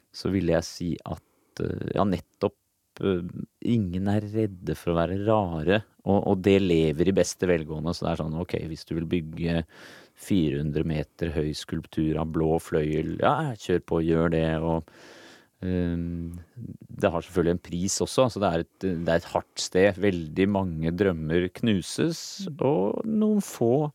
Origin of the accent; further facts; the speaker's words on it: Norway; moved away; also born or lived in United States; foreldrene mine, da, som var hippier her hjemme i Norge